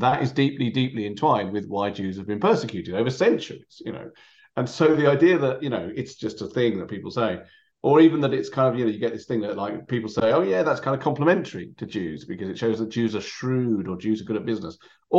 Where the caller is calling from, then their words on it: London, United Kingdom; I'm speaking from London.